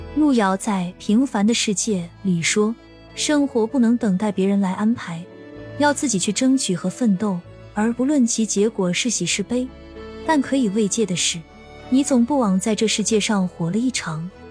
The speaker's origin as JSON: {"language": "Chinese", "region": "northern China", "country": "China", "said": "我是北方人，我们这里都没有不差钱与忽悠的说法"}